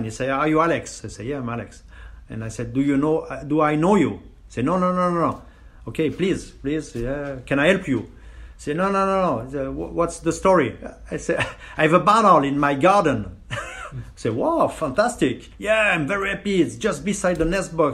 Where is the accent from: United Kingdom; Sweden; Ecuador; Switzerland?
Switzerland; I grew up 50 kilometers from the university